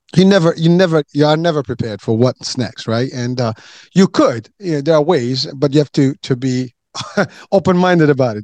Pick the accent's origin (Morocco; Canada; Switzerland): Morocco; moved away